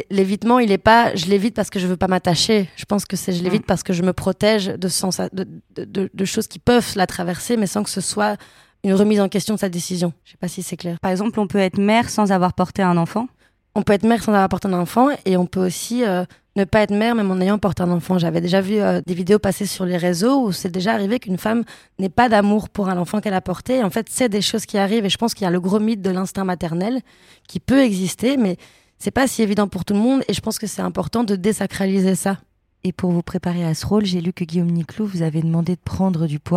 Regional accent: Brussels, Belgium; accent: Belgian; je devais reprendre mon accent belge et mon accent bruxellois

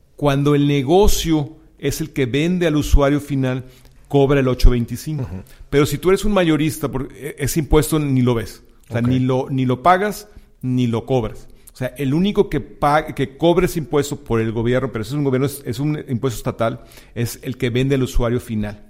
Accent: Mexico; also born or lived in McAllen; now in Houston, United States; somos mexicanos

